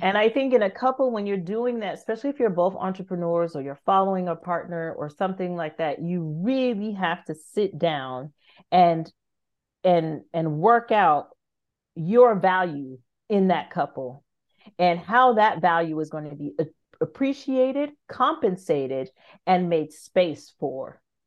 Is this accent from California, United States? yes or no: yes; California, United States; moved away as an adult; also born or lived in France; I'm from California